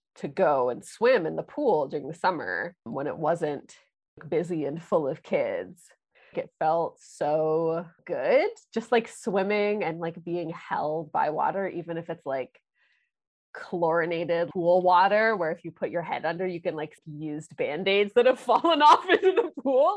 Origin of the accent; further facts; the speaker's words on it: Kingston, Ontario, Canada; now in Toronto, Canada; I grew up in Kingston, Ontario